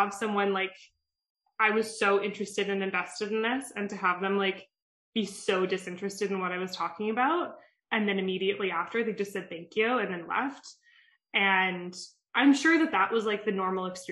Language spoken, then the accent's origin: English; Calgary, Alberta, Canada; moved away as an adult; also born or lived in Toronto; So I'm from Calgary. I'm not from Toronto.